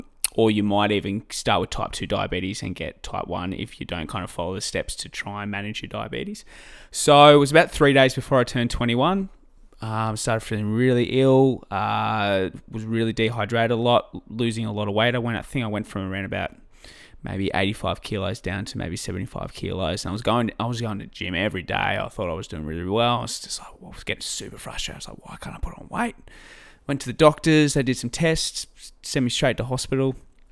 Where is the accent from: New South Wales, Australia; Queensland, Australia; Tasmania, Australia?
New South Wales, Australia; Albury-Wodonga; Well, yeah, so I grew up in Albury-Wodonga, just on the border of New South Wales and Victoria.